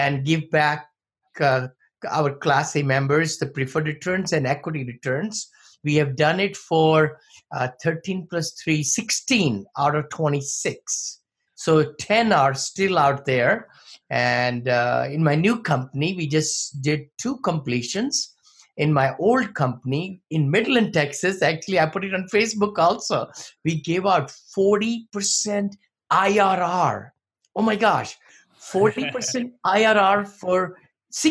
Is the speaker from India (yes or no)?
yes; India; moved away as an adult; now in United States; I came from India many moons ago, came with $7